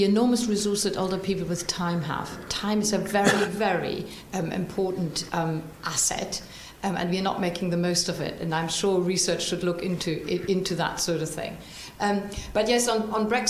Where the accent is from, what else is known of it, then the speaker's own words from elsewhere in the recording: Germany; now in United Kingdom; I come from Germany